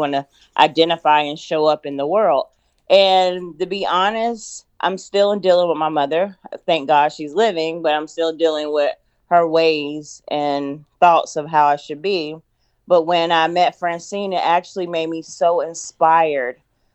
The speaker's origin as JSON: {"language": "English", "region": "North Carolina", "country": "United States", "tie": "born or raised there", "also_born_or_lived": "Los Angeles", "moved": "as an adult", "said": "I decided to get a rental in my home state of North Carolina"}